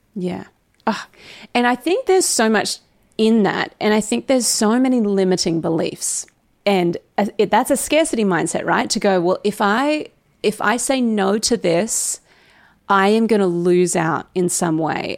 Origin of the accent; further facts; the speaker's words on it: Australia; most Aussies use niche, and it is kinda weird that we